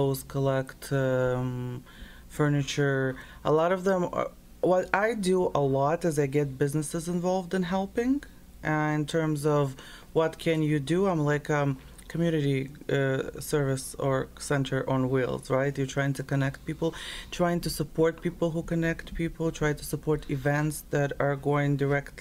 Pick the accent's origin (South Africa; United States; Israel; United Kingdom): Israel; also born or lived in Lviv, Ukraine; now in Toronto, Canada; I was born in Lviv. I'm Jewish by nationality, partially. And I was raised in Israel